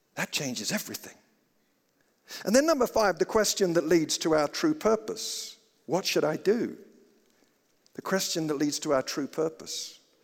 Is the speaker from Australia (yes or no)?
no; United Kingdom; now in Colorado, United States; I grew up in Britain and I always thought I was a Christian